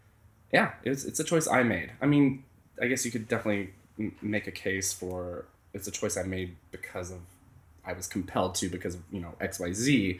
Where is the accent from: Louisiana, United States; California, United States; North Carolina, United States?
North Carolina, United States; moved away; North Carolina in my home state